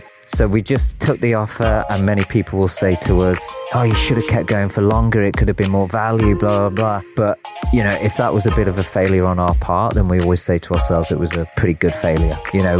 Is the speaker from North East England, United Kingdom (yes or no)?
no; Liverpool, North West England, United Kingdom; moved away as an adult; also born or lived in Tacloban, Philippines; now in Philippines; From Liverpool, UK.